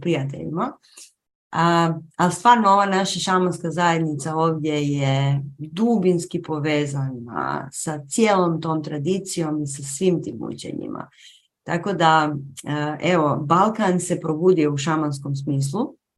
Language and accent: Croatian; Croatia; tu kod nas u Hrvatskoj